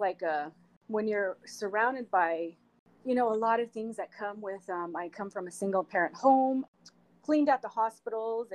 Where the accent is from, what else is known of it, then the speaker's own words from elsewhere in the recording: Salt Lake City, Utah, United States; moved away as an adult; now in Sacramento, United States; I grew up in Salt Lake City, Utah